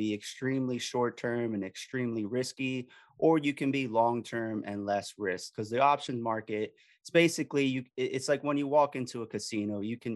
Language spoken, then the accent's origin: English; Miami, Florida, United States; now in Philadelphia area, United States; I'm originally from Miami.